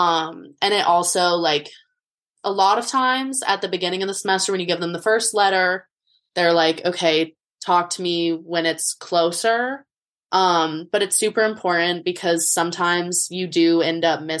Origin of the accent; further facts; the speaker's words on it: Boulder, Colorado, United States; moved away as an adult; now in Los Angeles, United States; I'm from Boulder, Colorado, and I'm a junior